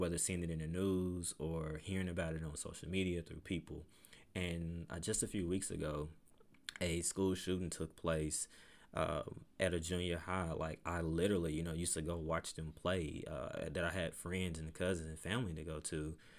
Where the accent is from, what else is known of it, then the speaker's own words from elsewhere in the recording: Pine Bluff, Arkansas, United States; moved away as an adult; now in Conway, United States; my, my hometown is Palm Bluff, Arkansas.